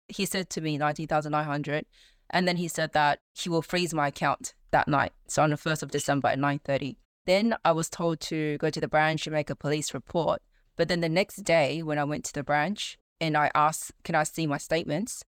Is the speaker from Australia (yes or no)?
yes; Sydney, New South Wales, Australia; I'm in Sydney, born and bred in Australia. Yeah, just been in Sydney all my li-, whole life